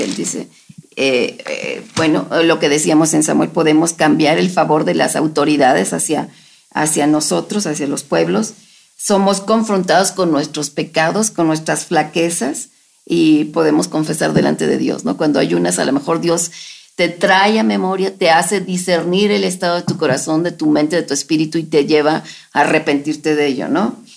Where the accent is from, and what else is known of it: Mexico